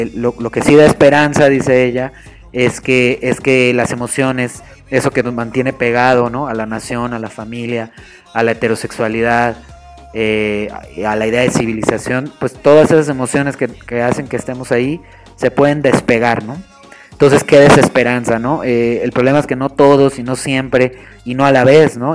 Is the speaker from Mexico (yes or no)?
yes; Mexico